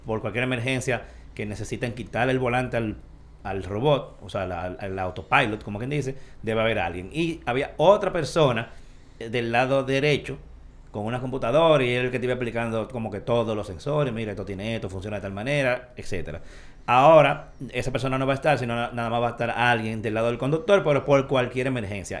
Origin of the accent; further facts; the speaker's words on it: Dominican Republic; como dominicano al fin